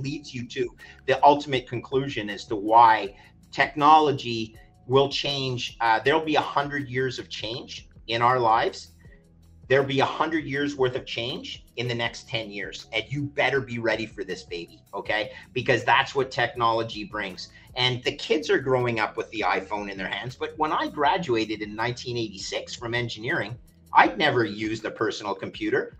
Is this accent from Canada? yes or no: yes; Montreal, Quebec, Canada; now in Toronto, Canada; I grew up in Montreal.